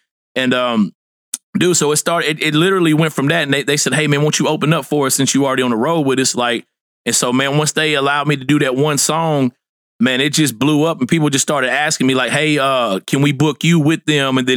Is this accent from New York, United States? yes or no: no; Fort Smith, Arkansas, United States; I'm from Fort Smith, Arkansas, originally